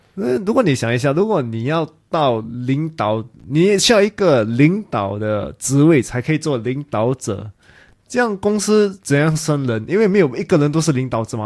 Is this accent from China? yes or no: no; Singapore; 因为我是新加坡人嘛